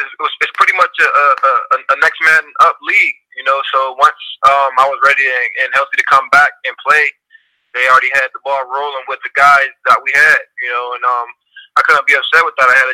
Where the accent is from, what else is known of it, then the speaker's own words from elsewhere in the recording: Pittsburgh, Pennsylvania, United States; moved away as an adult; also born or lived in Cincinnati; I'm from Pittsburgh